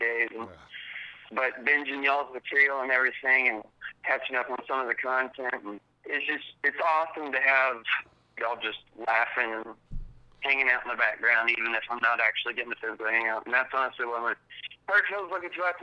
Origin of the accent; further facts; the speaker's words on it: North Carolina, United States; now in Alabama, United States; I'm in Alabama right now, but we come from North Carolina